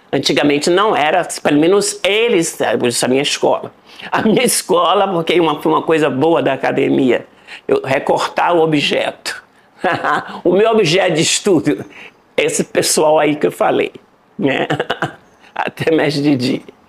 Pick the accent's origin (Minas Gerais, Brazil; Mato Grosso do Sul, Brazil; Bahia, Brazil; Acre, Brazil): Bahia, Brazil; Salvador; moved away as an adult; also born or lived in Berkeley / New York; É, nasci em Salvador, Bahia.